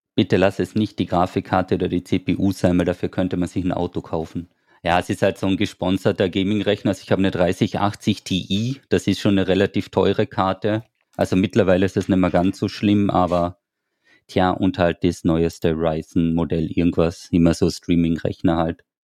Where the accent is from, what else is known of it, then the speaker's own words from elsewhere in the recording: Austria; wir sind ja aus Österreich